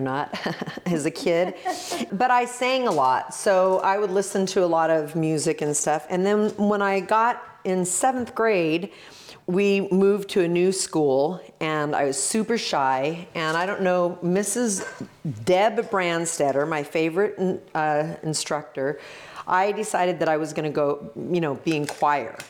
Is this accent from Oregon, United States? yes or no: yes; Oregon, United States; I'm the girl from Oregon